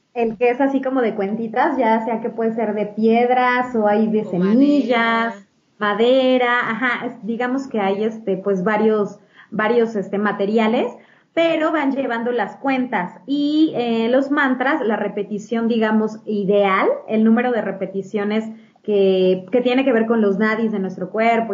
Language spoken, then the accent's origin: Spanish; Mexico City, Mexico; also born or lived in Spain; Soy de Ciudad de México. Aquí he vivido, pues, prácticamente toda mi vida, excepto por una temporada que viví en España